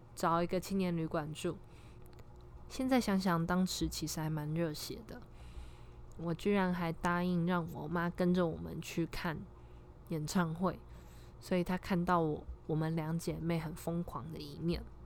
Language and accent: Chinese; Taiwan; moved away as an adult; now in Hawaii, United States; 我从小在台湾长大